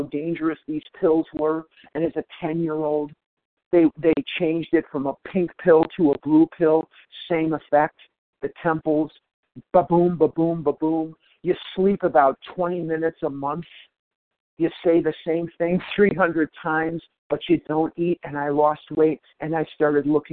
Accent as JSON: {"language": "English", "town": "Chicago", "region": "Illinois", "country": "United States", "tie": "born or raised there", "said": "I'm from born and raised in Chicago, Illinois, home of the world champion Cubs"}